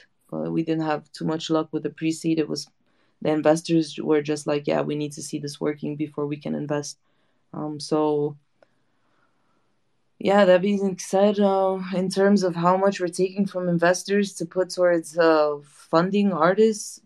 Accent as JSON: {"language": "English", "country": "United States", "tie": "born or raised there", "said": "I grew up in the States"}